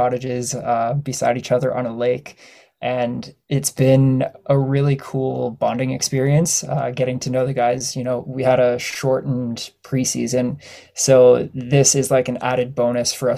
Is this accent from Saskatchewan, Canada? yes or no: no; Ottawa, Ontario, Canada; now in Peterborough, Canada; So I grew up in Ottawa, Bayshore, Nepean area, Bell's Corners